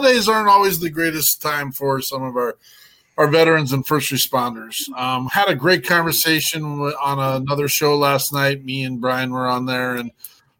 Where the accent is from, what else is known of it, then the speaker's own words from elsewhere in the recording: Cody, Wyoming, United States; my hometown of Cody, Wyoming